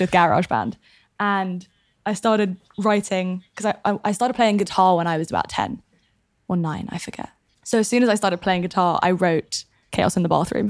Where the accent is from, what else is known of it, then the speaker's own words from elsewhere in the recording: London, United Kingdom; moved away; also born or lived in south of France; Born and raised in London.